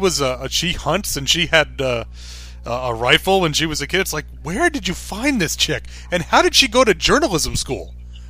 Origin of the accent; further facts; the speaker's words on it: New York, United States; I grew up in New York